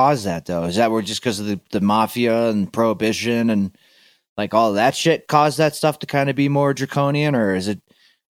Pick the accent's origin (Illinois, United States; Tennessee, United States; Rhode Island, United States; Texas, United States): Tennessee, United States; when I was growing up in Tennessee, like every county had their own meth task force